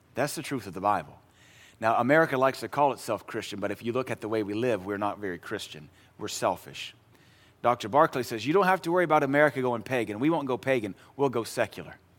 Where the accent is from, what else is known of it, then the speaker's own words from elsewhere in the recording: Pacific Northwest, United States; moved away; I grew up in the Pacific Northwest